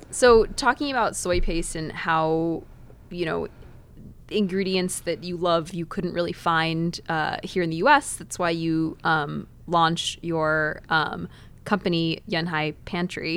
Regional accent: Dallas, Texas, United States; I grew up in Dallas, not too far away

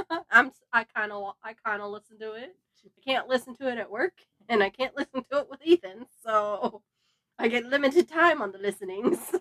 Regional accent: Los Angeles, California, United States; born and raised, California girl here

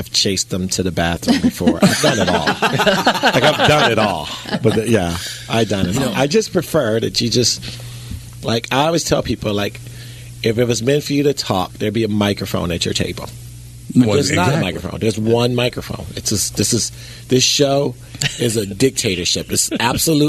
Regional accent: Chicago, Illinois, United States; I'm from Chicago.

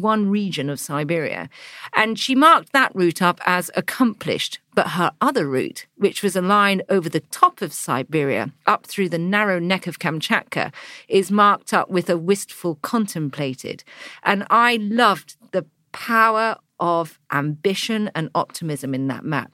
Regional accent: England, United Kingdom; you turn up as an English girl

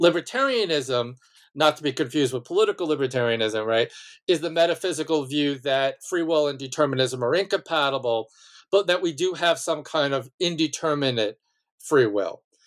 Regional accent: Malverne, New York, United States; born or raised there

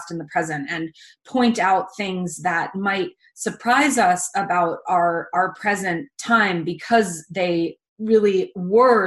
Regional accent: Hudson Valley, New York, United States; I grew up in the Hudson Valley

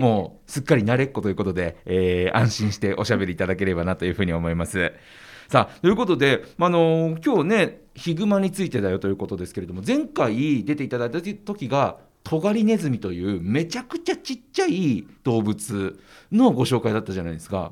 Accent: Hokkaido, Japan; 僕ら道民が、北海道民

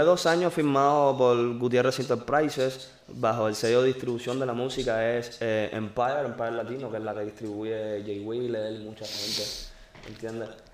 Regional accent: Cuba; soy cubano. Yo soy cubano

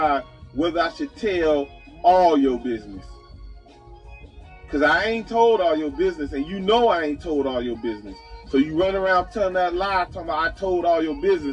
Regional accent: Chicago, Illinois, United States; I come from the Robert Taylor Homes

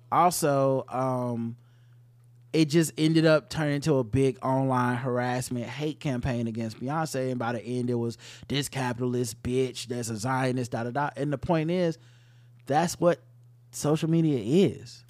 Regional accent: the South, United States; I'm from the South

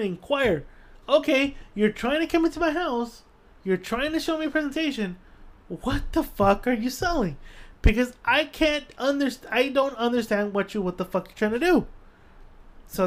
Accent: Guatemala; also born or lived in El Salvador; now in United States; I'm from Guatemala

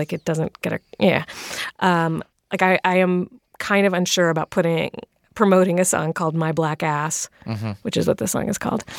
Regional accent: Virginia, United States; I come from a straight edge family. I went through a straight edge phase, and I am from Virginia

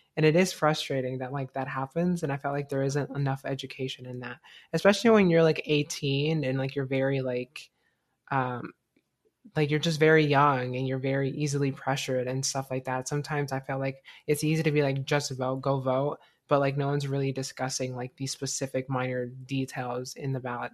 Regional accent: United States; I was born in America.

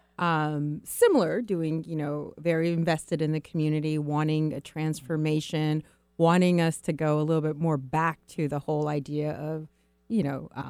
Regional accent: Seattle, Washington, United States; I am a native to Seattle.

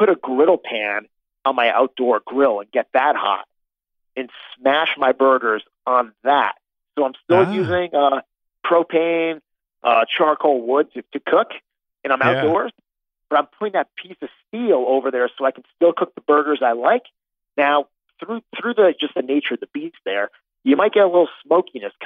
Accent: Connecticut, United States; now in New York, United States; I was a little budding food geek growing up in Connecticut, very close to New York City

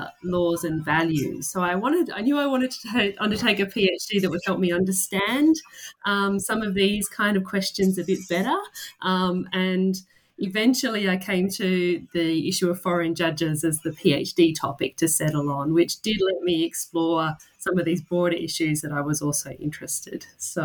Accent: Australia; So I am a legal scholar. I'm from Australia.

